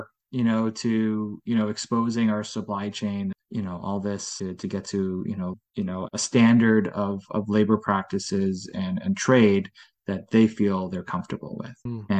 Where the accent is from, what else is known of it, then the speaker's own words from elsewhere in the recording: Netherlands; born there; They're a brand out of the Netherlands, and I was born in the Netherlands, so fellow Dutch company